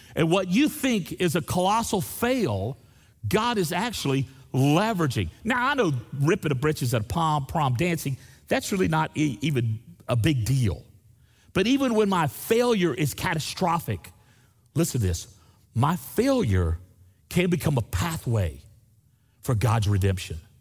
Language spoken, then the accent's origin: English; Destin, Florida, United States; I grew up in Destin, Florida, there on the beach